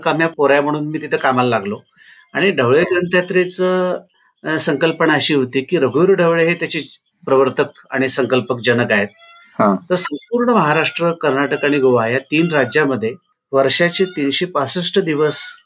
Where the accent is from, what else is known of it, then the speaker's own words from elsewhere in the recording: Ardal, Maharashtra, India; now in Kolhapur, India; हे माझं गाव आहे कोल्हापूर जिल्ह्यातलं आर्दाळ